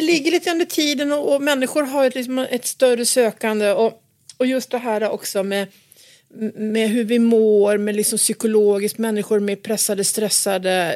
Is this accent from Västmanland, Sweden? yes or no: no; Gästrikland, Gävleborg County, Sweden; När jag växte upp så växte jag, växte jag upp på en, en gård ute, uppe i Gästrikland